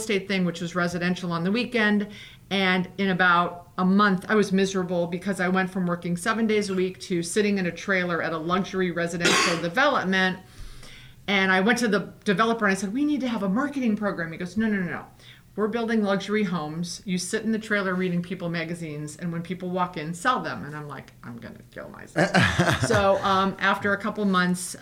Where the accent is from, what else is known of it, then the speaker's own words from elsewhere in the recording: Fort Lauderdale, Florida, United States; I'm from Fort Lauderdale